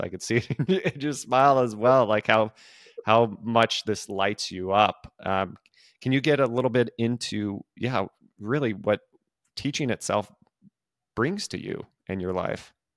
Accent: California, United States; now in Nashville, United States; I am originally from California

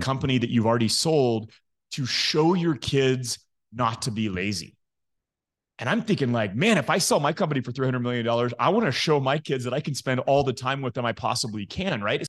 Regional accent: Midland, Texas, United States; I grew up in Midland, Texas

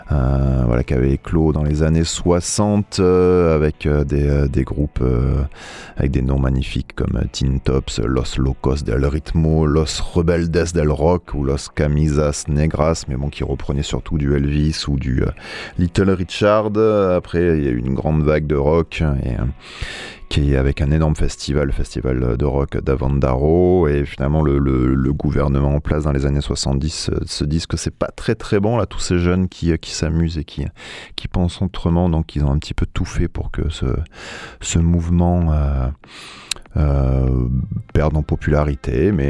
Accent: Italy; Bah, en tant qu'Italien, je suis un vrai latin, quoi.

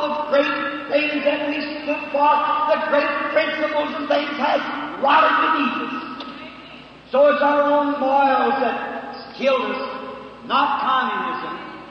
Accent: United States; I'm American

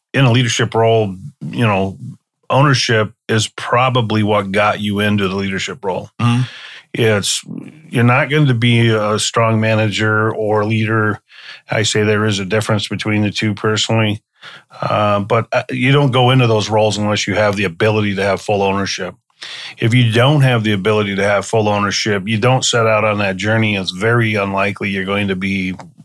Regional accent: Wisconsin, United States; also born or lived in Garden Grove, California; now in California, United States; I was raised in Wisconsin, even though I was born in California. And then I've been back in California 35 years

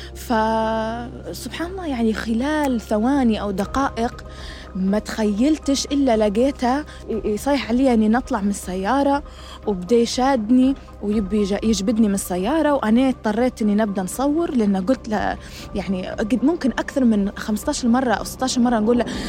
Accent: Fairfax County, Virginia, United States; انولدت هنا وكبرت هنا

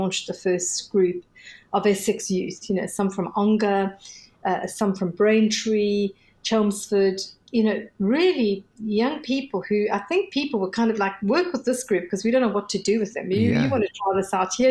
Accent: South Africa; I'm South African

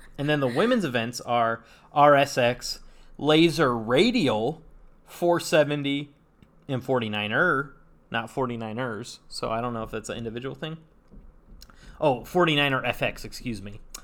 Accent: Saratoga, California, United States; I'm from, I'm from Saratoga, California.

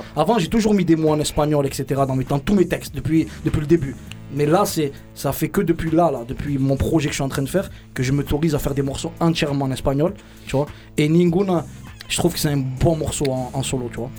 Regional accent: Marseille, Provence-Alpes-Côte d'Azur, France; Je viens de Marseille, des quartiers nord, 13, euh, 13015, Campagne l'évêque pour quartier

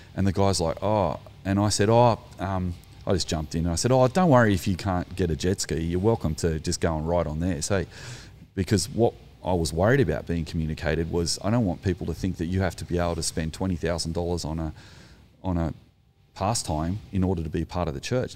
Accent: Australia; as an Australian

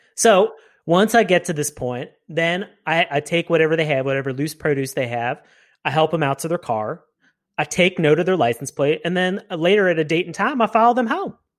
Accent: Reading, Pennsylvania, United States; It was suburbia through and through. Uh, you know, I, went to a very relatively small elementary, middle, and high school through Reading High, go Red Knights

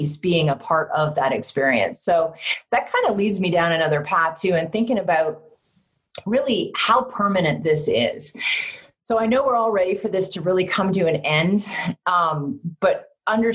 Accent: Canada; moved away; Growing up in Canada

